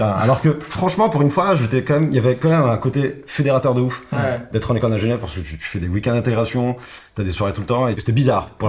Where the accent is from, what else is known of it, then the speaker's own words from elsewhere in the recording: Italy; also born or lived in Morocco; Je suis né au Maroc. Par la suite, je suis arrivé très vite en Italie à l'âge de 3 ans. Et j'ai appris le français et l'italien quasiment en même temps. Et puis je suis revenu au Maroc pendant 4-5 ans. Et puis je suis reparti en Italie.